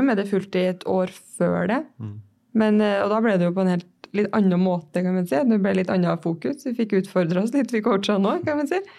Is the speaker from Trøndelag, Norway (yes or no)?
yes; Levanger, Trøndelag, Norway; moved away as an adult; also born or lived in Oslo; jeg er fra Levanger. 26 år